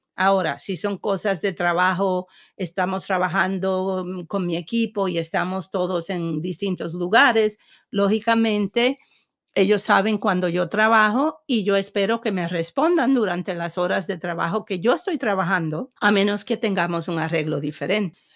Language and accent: Spanish; Puerto Rico; moved away; siendo puertorriqueña y, siendo nacida en una isla